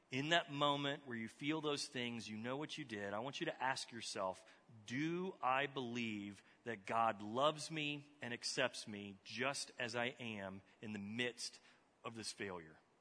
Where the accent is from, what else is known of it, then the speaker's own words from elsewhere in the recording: Texas, United States; moved away; I grew up in Texas